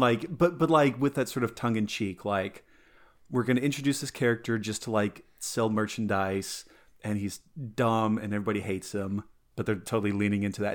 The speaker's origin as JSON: {"language": "English", "region": "Colorado", "country": "United States", "tie": "born or raised there", "said": "growing up in Colorado, eh, it's, it's adjacent to Utah"}